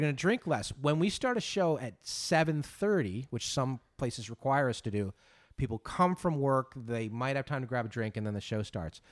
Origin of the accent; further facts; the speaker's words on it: Northeast, United States; I grew up Catholic kid in the Northeast